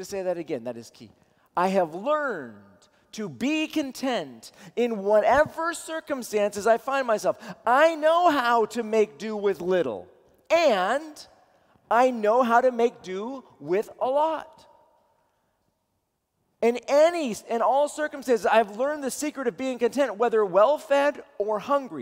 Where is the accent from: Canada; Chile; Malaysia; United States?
United States; Seattle, Washington; I'm from Seattle